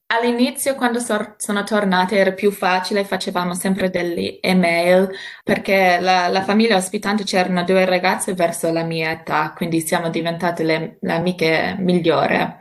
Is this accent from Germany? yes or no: no; Myrtleford, Victoria, Australia; Italian is a second language; also born or lived in Turin / Melbourne; Il paese dove sono cresciuta, Myrtleford